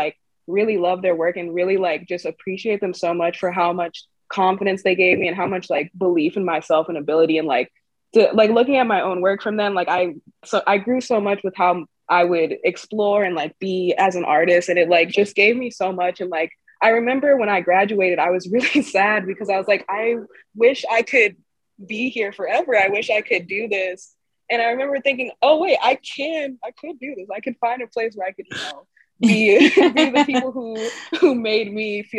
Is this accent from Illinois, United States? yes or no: yes; Chicago, Illinois, United States; I grew up in Chicago